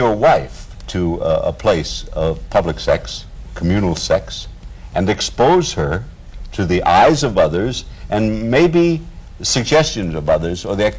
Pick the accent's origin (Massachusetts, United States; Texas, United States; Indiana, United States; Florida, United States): Massachusetts, United States; Boston; I'm from Boston.